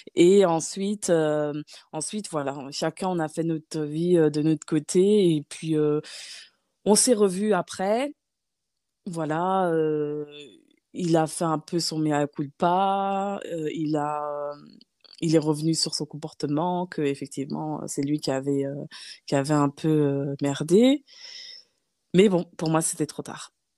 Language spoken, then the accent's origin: French; Nancy, Grand Est, France; moved away as an adult; also born or lived in Gabon / Paris, France; now in Luxembourg; vers l'âge de 10 ans, j'ai, euh, je suis allée vivre chez ma tante à Nancy